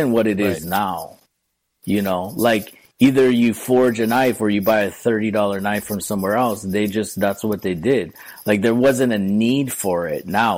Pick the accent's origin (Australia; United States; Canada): United States; Hawaii; also born or lived in Hilo; local person born and raised in Hawaii